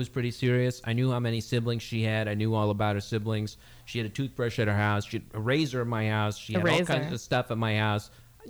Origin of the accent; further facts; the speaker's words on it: West Coast, United States; because I'm from the West Coast.